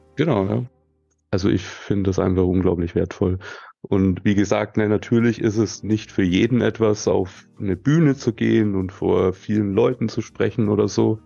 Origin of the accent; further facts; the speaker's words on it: Nuremberg, Bavaria, Germany; Das ist in meiner Heimatstadt